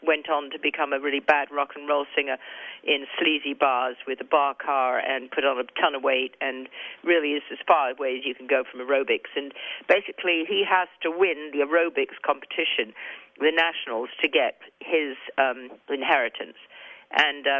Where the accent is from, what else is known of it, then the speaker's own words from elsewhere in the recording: England, United Kingdom; accent: English; my English accent